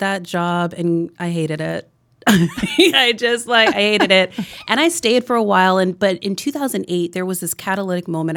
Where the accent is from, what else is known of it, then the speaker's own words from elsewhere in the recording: New Jersey, United States; also born or lived in New York City; I grew up in New Jersey